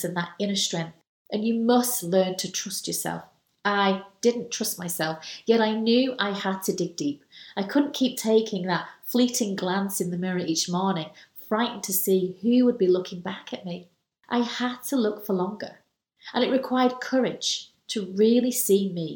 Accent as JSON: {"language": "English", "country": "United Kingdom", "said": "I'm British"}